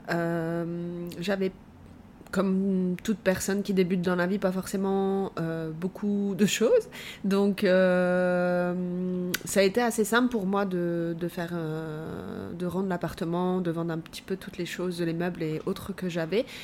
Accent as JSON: {"language": "French", "area": "Moselle", "region": "Grand Est", "country": "France", "moved": "yes", "lives_now": "Montreal, Canada", "said": "plus précisément de Moselle, proche entre Metz et le Luxembourg."}